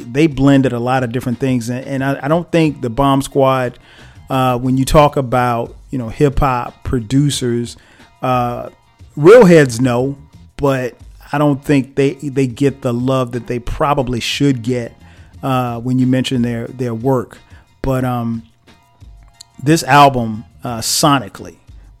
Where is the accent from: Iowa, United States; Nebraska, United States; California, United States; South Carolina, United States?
South Carolina, United States; I grew up in South Carolina